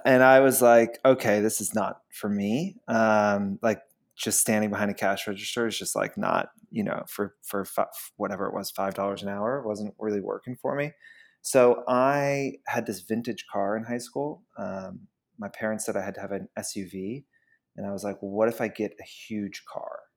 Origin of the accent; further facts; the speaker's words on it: Georgia, United States; moved away as an adult; also born or lived in Queens, New York; now in New York, United States; I'm from Georgia, actually. I was born in Queens, but, like, when I was six months old, we moved down to Georgia